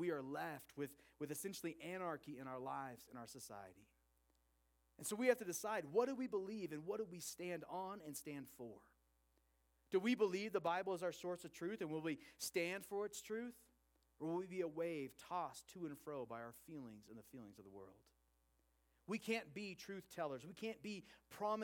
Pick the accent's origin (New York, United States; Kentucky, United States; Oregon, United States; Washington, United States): Oregon, United States; Portland; I grew up in Portland, Oregon